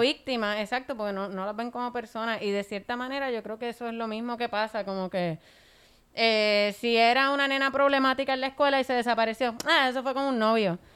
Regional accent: Puerto Rico

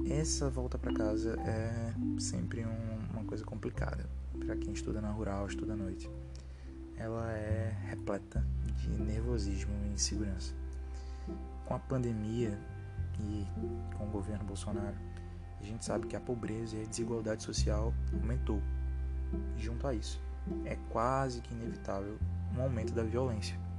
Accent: Recife, Pernambuco, Brazil; lá no meu bairro de origem, bairro de Afogados.

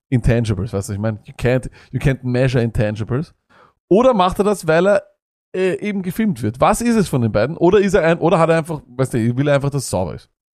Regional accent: Austria; wir als Österreicher

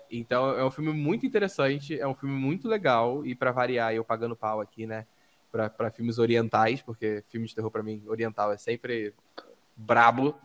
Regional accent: Rio de Janeiro, Brazil; also born or lived in Niterói; now in Sorocaba, Brazil; eu sou do Rio

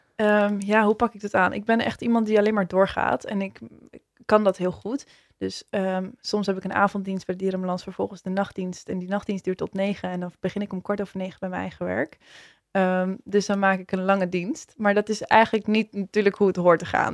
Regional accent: Zaanstad, North Holland, Netherlands; ik, eh, kom uit Zaanstad en daar ben ik, eh, geboren. En daar woon ik nog steeds.

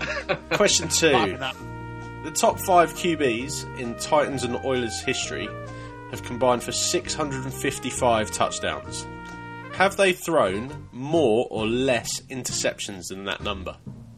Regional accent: United Kingdom; We're four British lads

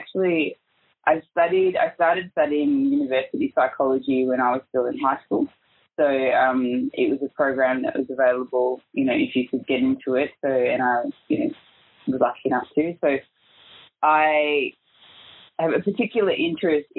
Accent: Melbourne, Victoria, Australia; I was actually born and raised in Melbourne

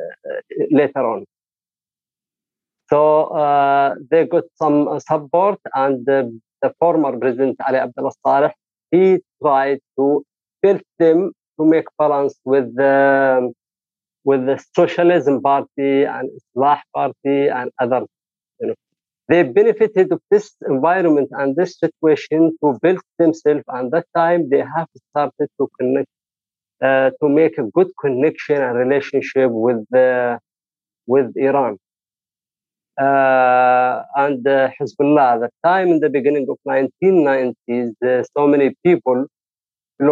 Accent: Saada Governorate, Yemen; I am from Saada government, governorate.

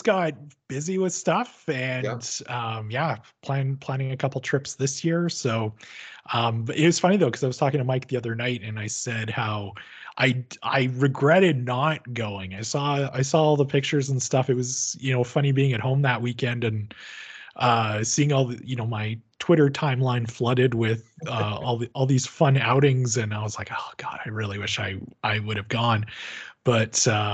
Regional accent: Medicine Hat, Alberta, Canada; I was born and raised in Medicine Hat

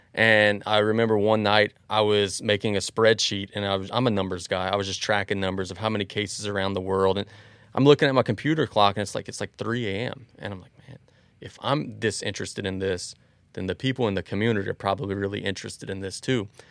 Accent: Galliano, Louisiana, United States; also born or lived in Cut Off, Louisiana; we lived in East 115th Street in Galliano, which is exactly across from Galliano Elementary School

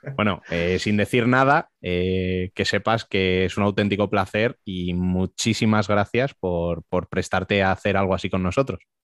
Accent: Spain; nosotros como españoles

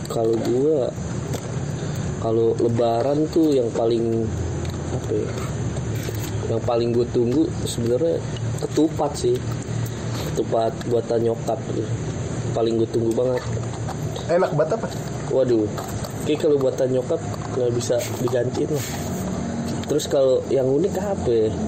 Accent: Blora, Central Java, Indonesia; orang Jawa kan ya gue kan dari Blora cepu

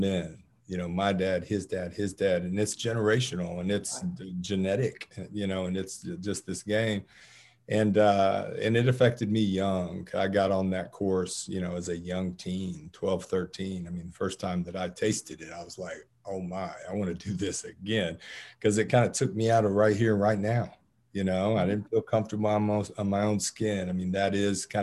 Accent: Marietta, Georgia, United States; I grew up in Cobb County, a Marietta native, and I've been in and around Atlanta my whole life

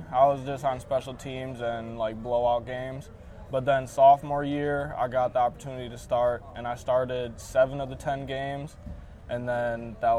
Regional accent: Racine, Wisconsin, United States; I'm from Racine. I went to St. Catharines. I played football at St. Cat's, and then I went and played 4 years of football at Benedictine University. And now full circle back home.

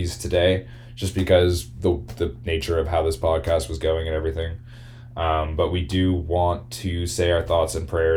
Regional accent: Halifax, Nova Scotia, Canada; We're both oddly from Halifax, Nova Scotia

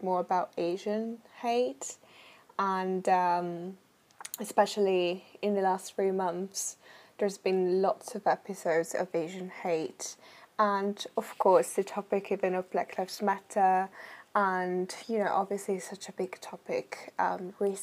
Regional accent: Italy; moved away as an adult; now in United Kingdom; I am from Italy

